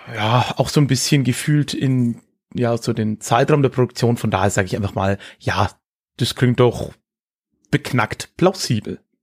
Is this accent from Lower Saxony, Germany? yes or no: no; Höchstadt an der Aisch, Bavaria, Germany; also born or lived in Erlangen; Erlangen, wo ich geboren bin, ist sehr evangelisch, war ja auch Hugenottenstadt. Mhm. Und aber dann die Region Höchstadt, in der ich, ja, wie es der Kollege am Anfang gesagt hat, groß geworden bin